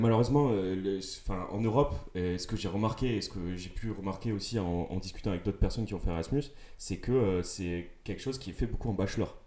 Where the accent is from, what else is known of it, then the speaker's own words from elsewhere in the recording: Toulouse, Occitania, France; je viens de Toulouse